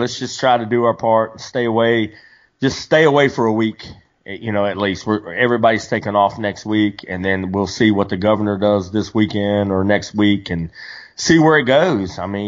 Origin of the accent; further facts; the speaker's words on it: Virginia, United States; I'm from Virginia.